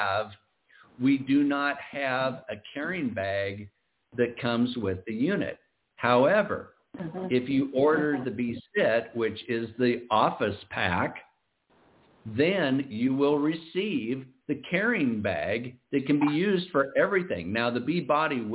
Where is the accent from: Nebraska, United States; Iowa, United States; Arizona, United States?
Iowa, United States; now in Southern California, United States; I'm originally from Iowa